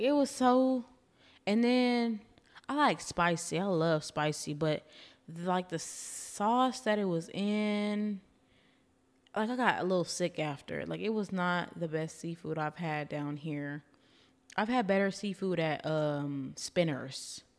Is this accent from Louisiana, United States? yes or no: yes; Louisiana, United States; now in Austin, United States; I'm originally from Louisiana, so we were, you know, pouring crawfish on the tables